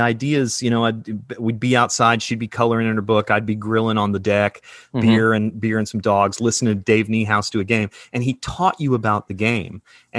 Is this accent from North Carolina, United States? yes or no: yes; Charlotte, North Carolina, United States; moved away; also born or lived in Asheville; I grew up in Charlotte